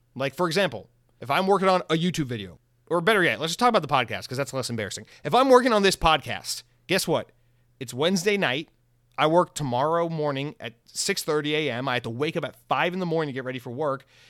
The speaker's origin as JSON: {"language": "English", "town": "Atlanta", "region": "Georgia", "country": "United States", "moved": "yes", "lives_now": "Florida, United States", "said": "I'm from the South. Atlanta's my home. Now I live in Florida."}